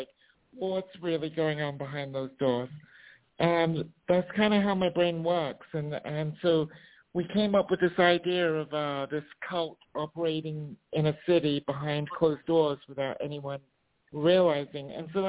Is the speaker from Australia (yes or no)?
no; South East England, United Kingdom; I'm originally from England. I'm from Surrey. I know I probably sound American to English people now, but I am from England.